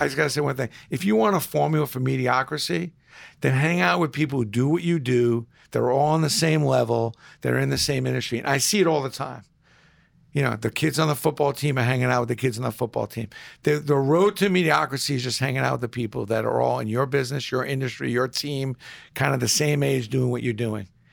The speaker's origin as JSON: {"language": "English", "town": "New York City", "region": "New York", "country": "United States", "tie": "born or raised there", "moved": "yes", "lives_now": "New Rochelle, United States", "said": "growing up in Brooklyn, you gr, you walked down the street, every one of your neighbors treated you like that you were their kid."}